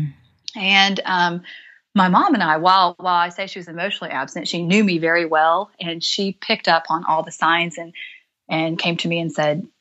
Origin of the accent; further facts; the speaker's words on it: Midwest, United States; I was raised in the Midwest, had awesome, loving parents